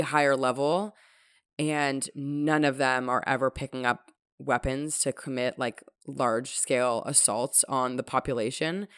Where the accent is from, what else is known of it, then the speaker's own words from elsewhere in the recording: Toronto, Ontario, Canada; growing up in Toronto